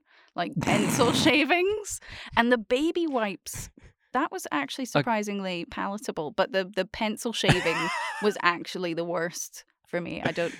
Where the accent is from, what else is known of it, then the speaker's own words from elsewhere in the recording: Bundaberg, Queensland, Australia; born there; I know where I was born. I was born in Bundaberg, which is always fun.